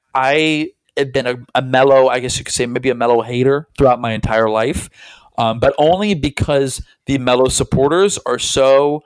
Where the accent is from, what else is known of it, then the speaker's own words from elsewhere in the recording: Tampa, Florida, United States; I grew up in Tampa.